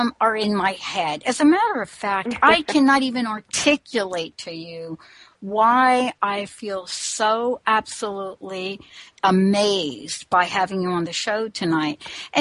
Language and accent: English; United States; also born or lived in New York / New Jersey; now in Washington, United States; I grew up in New York and New Jersey, but I moved to the state of Washington